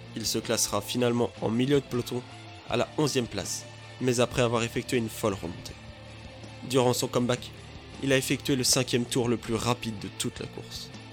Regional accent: France; chez nous, en France, à Dijon plus précisément

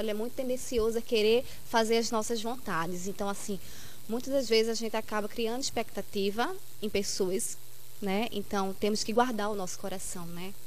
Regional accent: Carpina, Pernambuco, Brazil; sou daqui de Carpina mesmo

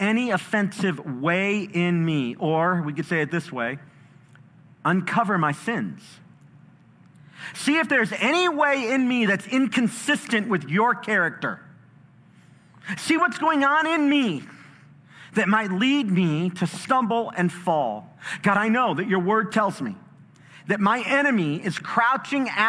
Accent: Chicago, Illinois, United States; I was in a battle, a street fight when I was growing up in Chicago

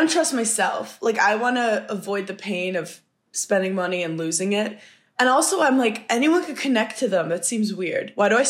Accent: New York City, New York, United States; moved away as an adult; also born or lived in Madison, Wisconsin; I grew up in Park Slope, Brooklyn, which is known to be like atheist and reformed Jews.

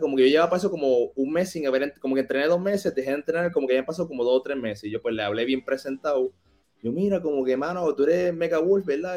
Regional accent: Caguas, Puerto Rico; also born or lived in Orlando, Florida / Mexico; yo nací en Caguas, Puerto Rico, en el Hospital Ima. Este, me crié por aquí mismo

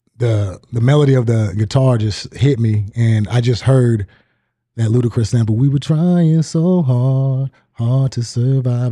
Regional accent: Sitka, Alaska, United States; moved away; I grew up in a island called Sitka, Alaska

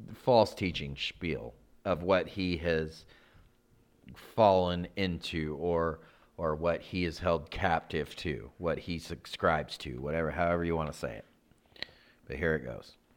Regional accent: California, United States; we grew up in California. We grew up about forty-five minutes, maybe a little over, from Greg Laurie's church.

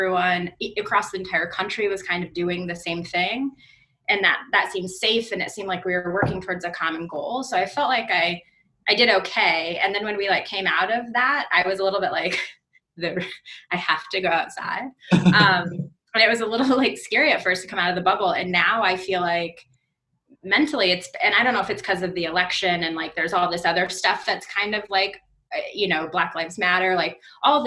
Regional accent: Des Moines, Iowa, United States; moved away as an adult; also born or lived in Chicago; I'm from Des Moines, but moved to Chicago to go to college and lived in Chicago for like 13 years.

